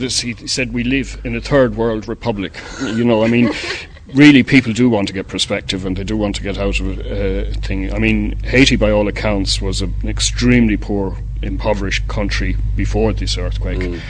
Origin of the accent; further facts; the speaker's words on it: Ireland; we, uh, as Irish people, have built all over the world